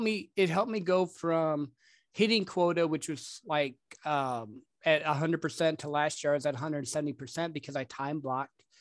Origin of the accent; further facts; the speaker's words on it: Michigan, United States; also born or lived in Dallas-Fort Worth area, Texas; now in Dallas, United States; I grew up actually in, uh, Michigan